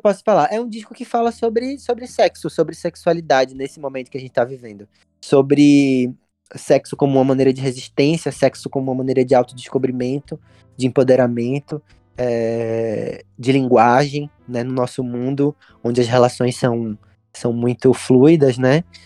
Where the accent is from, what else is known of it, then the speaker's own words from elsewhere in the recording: Recife, Pernambuco, Brazil; quando era adolescente em, em Recife.